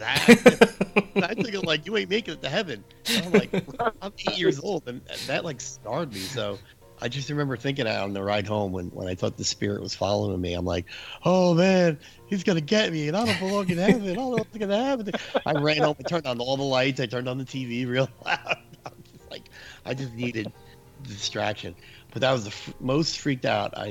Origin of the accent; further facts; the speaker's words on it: New Jersey, United States; I grew up in New Jersey